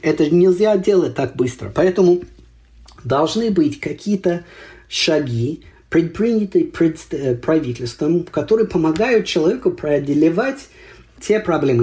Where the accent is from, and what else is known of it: United States